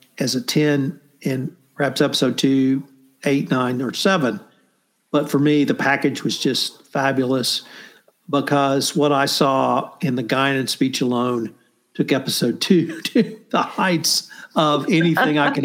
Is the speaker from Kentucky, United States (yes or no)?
no; Kerrville, Texas, United States; my hometown of Kerrville